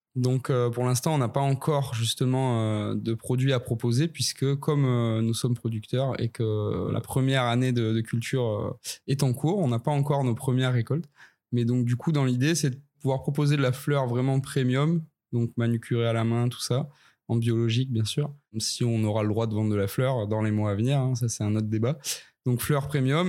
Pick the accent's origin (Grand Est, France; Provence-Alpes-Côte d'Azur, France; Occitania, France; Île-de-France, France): Occitania, France; Ariège; je viens des Pyrénées, un petit peu au sud de Toulouse, euh, plus précisément dans le magnifique département de l'Ariège, qui est pas très connu, qui est très sauvage. j'ai grandi là-bas